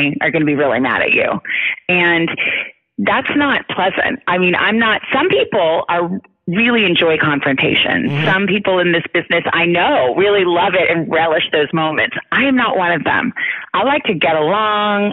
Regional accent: Tucson, Arizona, United States; I grew up in Tucson, Arizona

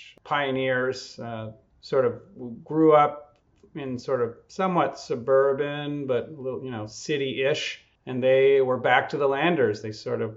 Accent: Quebec, Canada; moved away as an adult; also born or lived in Germany; now in United States; I'm an undercover Canadian, I guess now officially American. Been down here about half my life, but I grew up in the country about an hour from Montreal in Quebec.

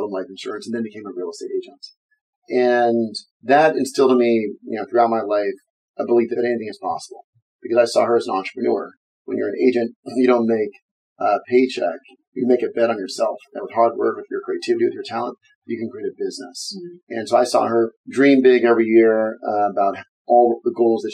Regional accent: Berkeley, California, United States; I'm from Berkeley, California

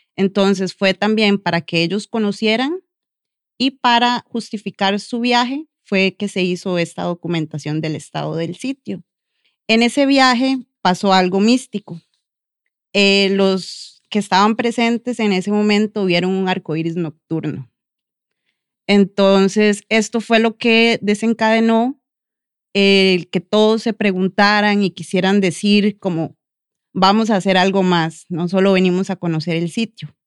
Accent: La Cruz, Guanacaste, Costa Rica; como cruceños

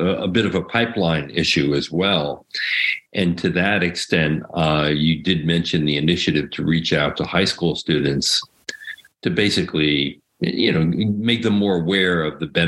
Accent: Paterson, New Jersey, United States; moved away; I was from Paterson.

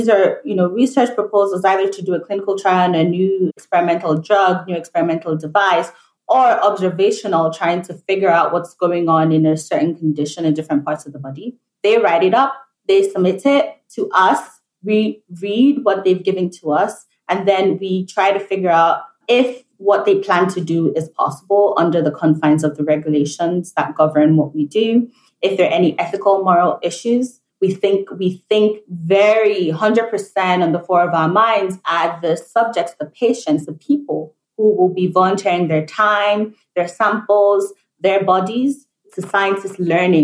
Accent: Nigeria; moved away as an adult; also born or lived in United Kingdom; now in New York, United States; Born and raised in Nigeria, I moved to the UK for my undergraduate degree

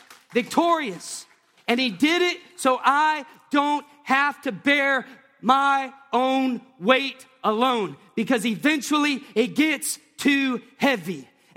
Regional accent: the South, United States; I grew up watching Christians, just be honest, I grew up in the Bible Belt.

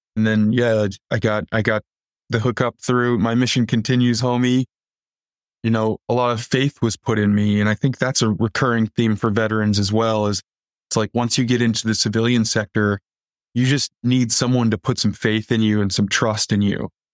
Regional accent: Waukegan, Illinois, United States; also born or lived in Antioch, Illinois; I grew up in Northern Illinois in a town called Waukegan

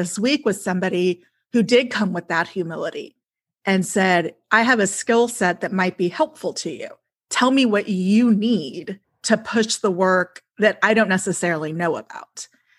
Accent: Texas, United States; now in Portland, United States; I'm from Texas

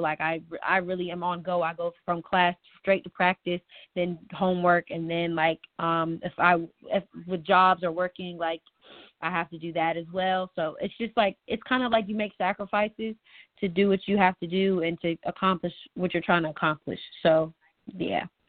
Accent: Gaithersburg, Maryland, United States; moved away as an adult; also born or lived in North Carolina; I am a Maryland native. I grew up in Gaithersburg, Maryland

